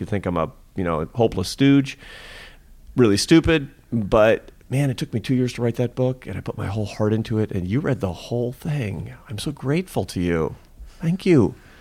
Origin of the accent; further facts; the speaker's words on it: Seattle, Washington, United States; I'm from Seattle and my mother was an artist